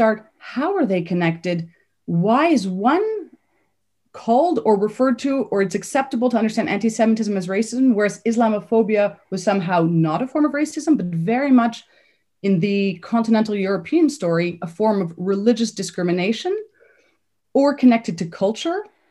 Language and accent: English; Canada; moved away as an adult; I grew up in Canada. I have Polish parents who were Polish Jewish refugees.